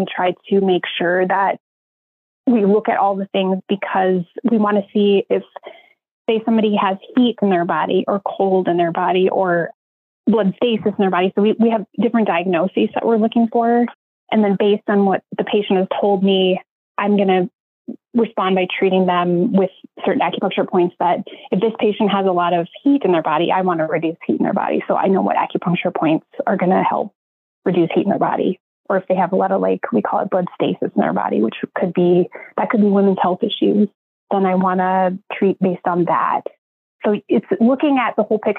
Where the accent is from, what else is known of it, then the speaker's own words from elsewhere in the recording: North Dakota, United States; moved away as an adult; also born or lived in Oregon; now in Columbus, United States; I'm originally from North Dakota